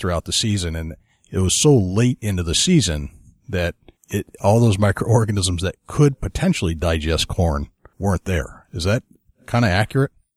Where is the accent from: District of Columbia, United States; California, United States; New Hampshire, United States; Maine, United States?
New Hampshire, United States; my home state of New Hampshire